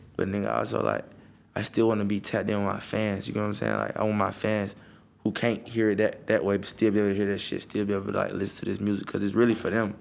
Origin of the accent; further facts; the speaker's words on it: Atlanta, Georgia, United States; I grew up in Atlanta.